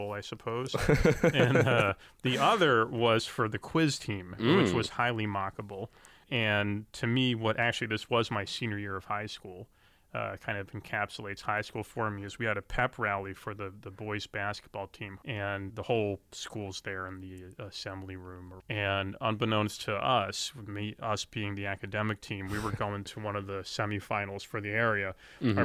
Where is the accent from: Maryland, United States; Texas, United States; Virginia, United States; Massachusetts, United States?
Maryland, United States; Colesville; I'm from actually a pretty small town in suburban Maryland called Colesville.